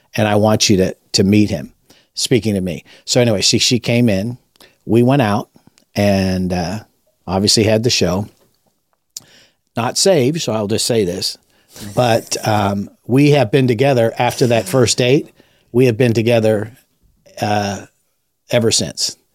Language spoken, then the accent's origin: English; Los Angeles, California, United States; moved away as an adult; also born or lived in Lake Tahoe; I was raised in Los Angeles, Southern California